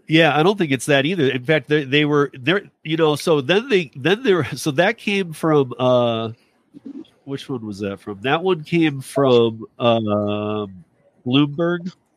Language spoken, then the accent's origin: English; Michigan, United States; moved away; my home state of Michigan